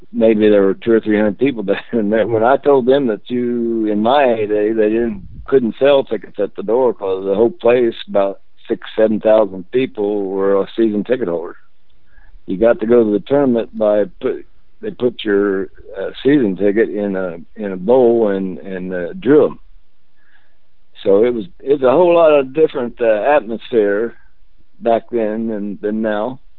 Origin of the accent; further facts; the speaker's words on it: Alexandria, Indiana, United States; also born or lived in Redkey, Indiana / Muncie, Indiana; I'm not from Muncie. First thing, I uh, was born and attended the fifth grade at Alexandria.